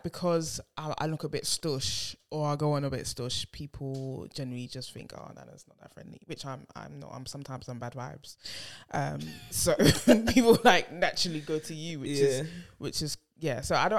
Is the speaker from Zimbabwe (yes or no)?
no; London, United Kingdom; being from Hackney, being Ghanaian